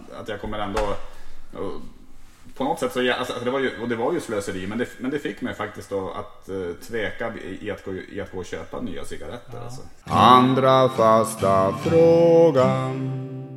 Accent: Tärnaby, Västerbotten County, Sweden; jag är ändå uppvuxen uppe i Lappland, i Tärnaby mm. där.

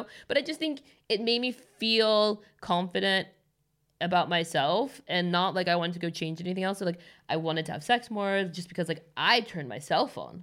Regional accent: Los Angeles, California, United States; moved away as an adult; now in Stockholm, Sweden; I'm born and raised there

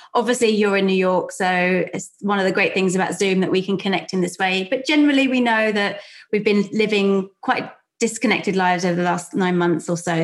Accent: London, United Kingdom; accent: South London; my South London accent

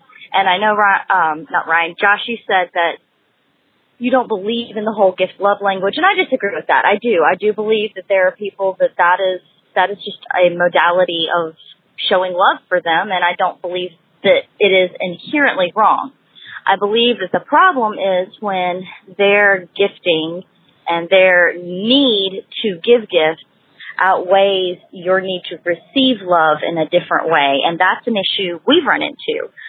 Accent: Huntsville, Alabama, United States; I'm from Huntsville, Alabama.

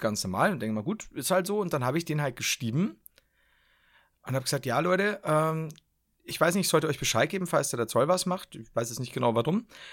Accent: Upper Palatinate, Bavaria, Germany; Ich komme tatsächlich aus Oberpfalz. Die Regensburg ist die Hauptstadt der Oberpfalz.

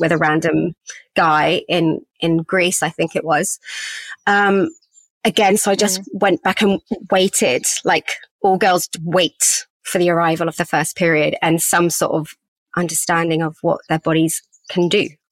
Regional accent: England, United Kingdom; also born or lived in Australia; I was living in England. I was born in England, but as a half Aussie

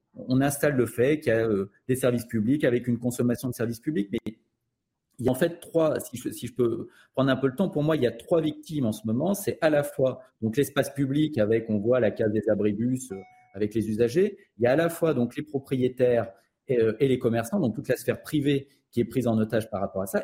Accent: Lyon, Auvergne-Rhône-Alpes, France; je, suis né à Lyon, j'ai grandi à Lyon

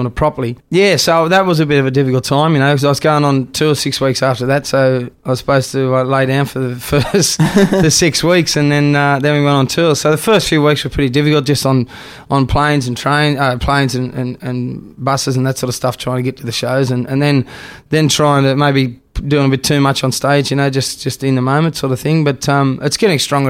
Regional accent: Australia; I'm Australian

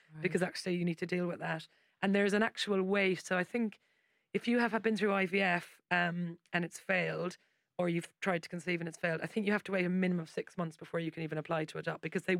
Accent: Ireland; I've got like a million nieces and nephews because I'm Irish.

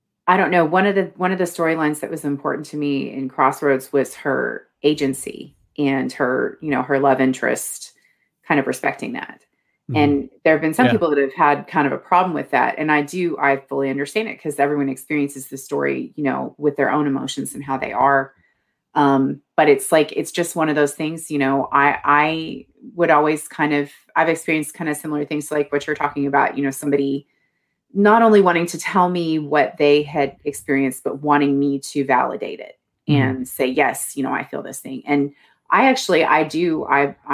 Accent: Lexington, Kentucky, United States; accent: central Kentucky; I'm from Lexington

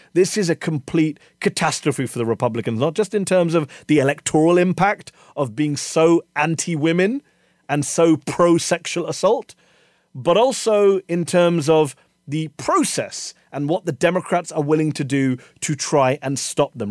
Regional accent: United Kingdom; now in Virginia, United States; As someone who hasn't lived here all my life, I'm a Brit, I'm an immigrant to your great country

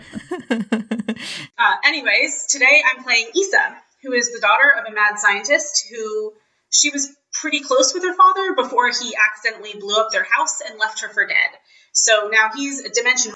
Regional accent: Washington, District of Columbia, United States; moved away as an adult; now in Edinburgh, United Kingdom; I grew up running around the Smithsonian Museums.

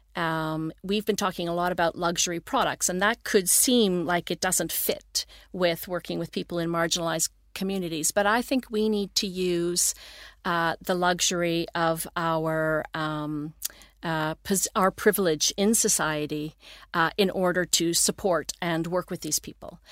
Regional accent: Toronto, Ontario, Canada; moved away as an adult; now in Sweden; I grew up in Toronto, Ontario, east coast of Canada.

